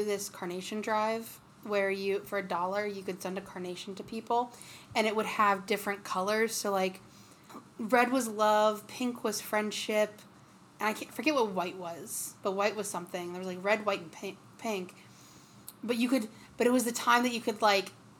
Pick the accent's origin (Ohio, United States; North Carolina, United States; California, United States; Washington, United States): Ohio, United States; we're from Ohio